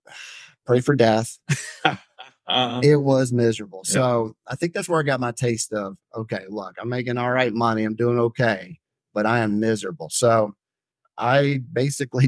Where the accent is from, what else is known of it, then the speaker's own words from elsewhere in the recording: Florida, United States; Growing up in Florida